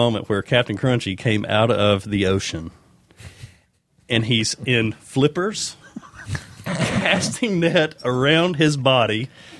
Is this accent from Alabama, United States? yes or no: yes; Birmingham, Alabama, United States; I am originally from Birmingham, the Pinson area